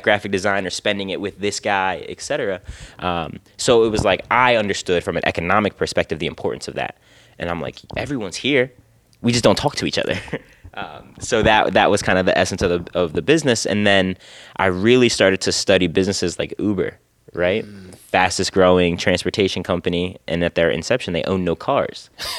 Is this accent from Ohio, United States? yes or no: no; Philadelphia, Pennsylvania, United States; as a Philadelphian, like, and I love the city